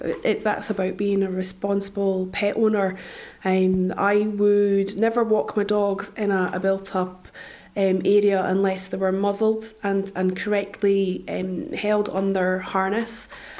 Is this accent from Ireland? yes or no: yes; County Roscommon, Connacht, Ireland; I'm from County Roscommon.